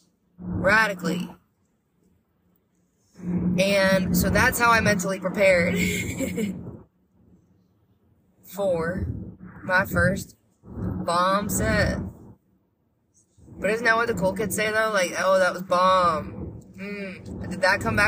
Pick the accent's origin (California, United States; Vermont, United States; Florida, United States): Vermont, United States; growing up in Vermont, you'd hear wicked.